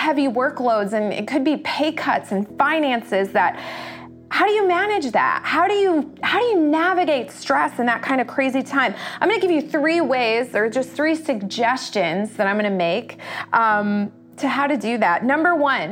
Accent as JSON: {"language": "English", "country": "United States", "said": "as American culture"}